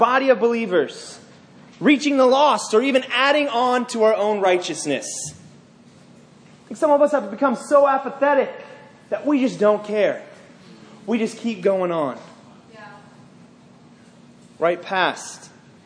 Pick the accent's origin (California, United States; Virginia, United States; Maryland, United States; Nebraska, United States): Virginia, United States; Northern; I grew up in Northern Virginia.